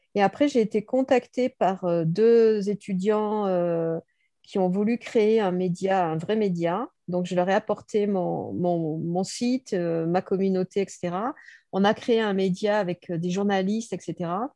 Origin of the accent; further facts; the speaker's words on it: Bordeaux, Nouvelle-Aquitaine, France; Je suis née à Bordeaux et j'ai jamais décollé de Bordeaux. Donc ça fait 60 ans que je vis à Bordeaux.